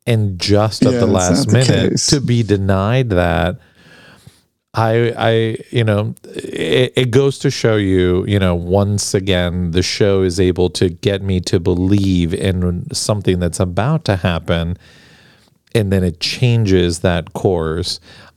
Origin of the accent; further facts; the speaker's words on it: Argentina; now in United States; growing up in Argentina